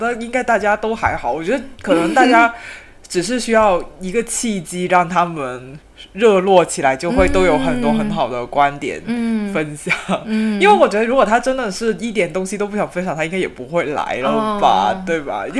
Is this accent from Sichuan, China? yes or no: no; Guangdong, China; 我们广东人一提起夏天就想，妈呀，到十一月可能都没有结束哎，就热死了